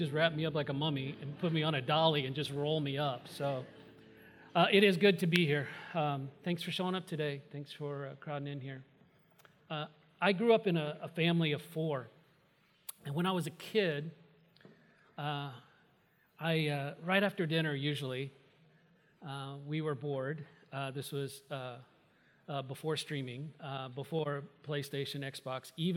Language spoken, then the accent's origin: English; Indiana, United States; I grew up in Indiana